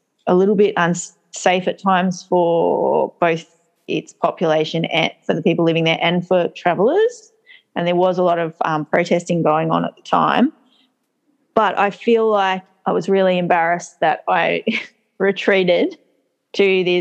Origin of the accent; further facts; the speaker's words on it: Australia; I'm Australian